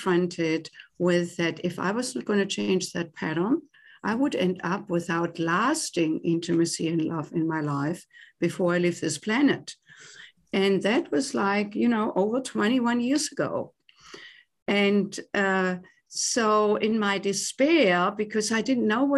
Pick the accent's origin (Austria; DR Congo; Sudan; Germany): Germany; accent: German; English is a second language; moved away as an adult; now in United States; I was born and raised in Germany and came to the US in my late 20s to do postgraduate work in music.